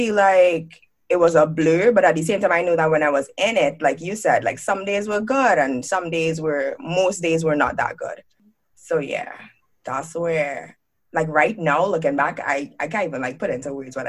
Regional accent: Port of Spain, Trinidad & Tobago; moved away as an adult; growing up in the Caribbean, I lived there my entire life.

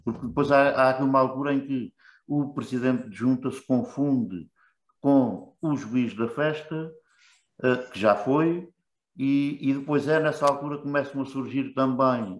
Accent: Vila Chã de Ourique, Santarém District, Portugal; moved away as an adult; now in Cartaxo, Portugal; Sou de Vila mas vivo no Cartacho há 40 anos

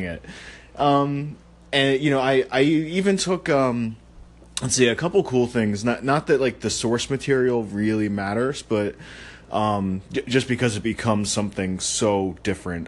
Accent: Maryland, United States; I'm from Maryland

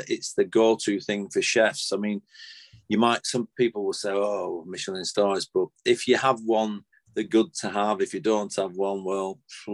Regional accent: Clayton-le-Moors, North West England, United Kingdom; I was from Clayton the Moors, so we basically stayed put here

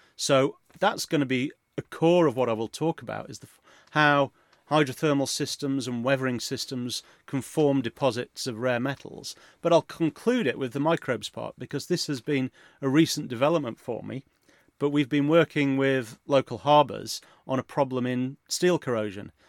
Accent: Yorkshire and the Humber, United Kingdom; I grew up in Yorkshire

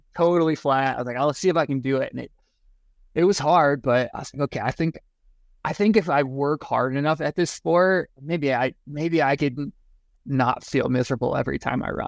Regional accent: Eastern Iowa, United States; moved away as an adult; now in Fairplay, United States; I grew up in Iowa. Uh, Eastern Iowa, Quad Cities

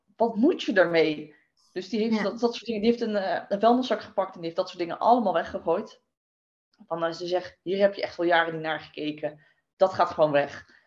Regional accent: Westland, South Holland, Netherlands; ik kom uit het Westland

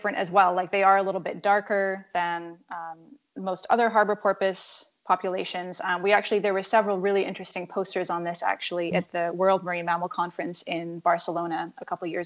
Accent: Scotland, United Kingdom; I grew up in Scotland, so, like, I grew up in the middle of the North Sea, quite literally, on an island

